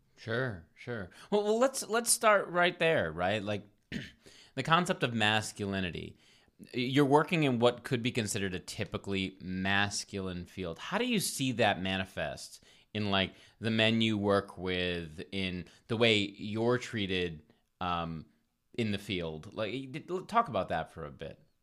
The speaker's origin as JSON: {"language": "English", "town": "Providence", "region": "Rhode Island", "country": "United States", "also_born_or_lived": "Ohio / Colorado / Omaha / California", "moved": "as an adult", "lives_now": "Los Angeles, United States", "said": "I'm from Providence, Rhode Island"}